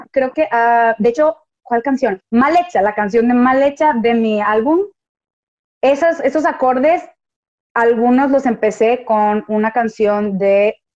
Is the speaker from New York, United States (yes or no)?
no; Houston, Texas, United States; born there; also born or lived in Monterrey, Mexico; como yo nací en Houston y estuve como muy involucrada en esas dos culturas, era muy diferente, era muy diferente mis amigas de Houston y mis amigas de Monterrey